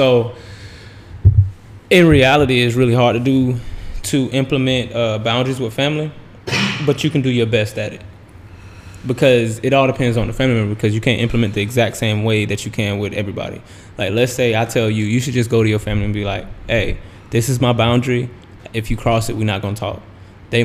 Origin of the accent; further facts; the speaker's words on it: the South, United States; growing up in the South